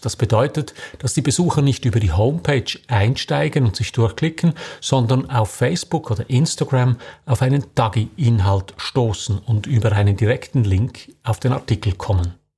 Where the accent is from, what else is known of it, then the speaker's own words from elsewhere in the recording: Switzerland; bei uns in der Schweiz